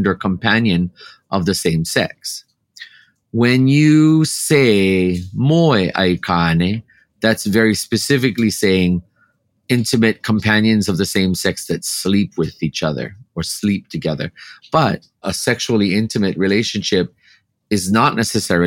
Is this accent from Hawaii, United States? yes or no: yes; Hawaii, United States; As a Kanaka, as a native Hawaiian here in my homeland